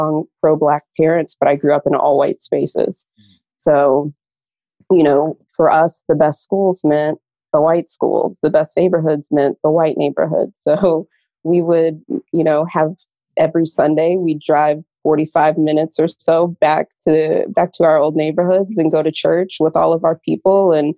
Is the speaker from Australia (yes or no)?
no; St. Louis, Missouri, United States; moved away as an adult; now in New York, United States; So I tell people that I grew up in St. Louis. So I'm a Midwesterner, moved to New York with my now husband, then boyfriend about 10 years ago.